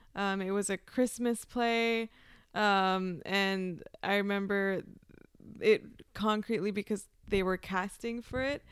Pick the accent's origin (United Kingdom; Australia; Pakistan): Pakistan; moved away; also born or lived in Peshawar, Pakistan / Iowa, United States; I grew up in Pakistan